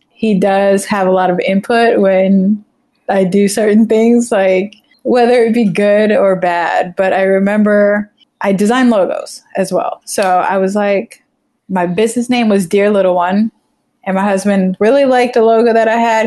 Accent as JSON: {"language": "English", "region": "Florida", "country": "United States", "tie": "born or raised there", "also_born_or_lived": "Trinidad", "said": "I grew up in Florida"}